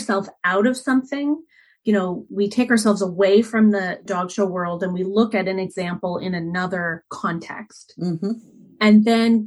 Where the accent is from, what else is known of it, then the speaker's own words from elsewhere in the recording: Canada; I'm Canadian